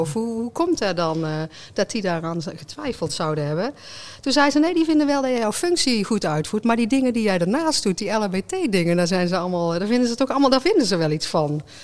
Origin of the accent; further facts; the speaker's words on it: North Brabant, Netherlands; wij kunnen in ieder geval als Brabanders